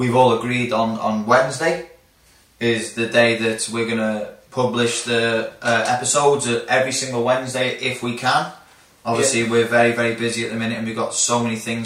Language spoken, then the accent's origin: English; Flint, Wales, United Kingdom; now in Australia; I'm from Flint